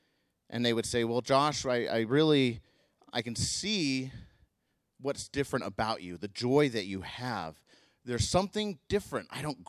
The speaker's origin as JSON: {"language": "English", "country": "Mongolia", "tie": "born or raised there", "said": "And while living there, that was not the most pleasant years of my life growing up in Mongolia."}